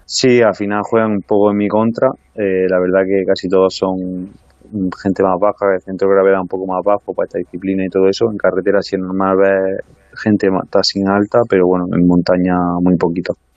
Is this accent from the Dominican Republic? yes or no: no; Baza, Andalusia, Spain; como vivía en un pueblo no soy de nada capital, que soy de Baza